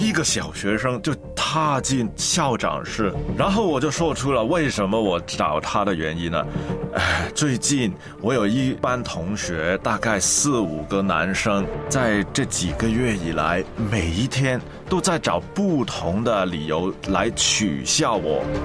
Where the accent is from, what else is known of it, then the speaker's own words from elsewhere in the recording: Hong Kong; 我也是在香港出生啊，但是呢，我的妈妈呢，是一个中国家上印度的混血儿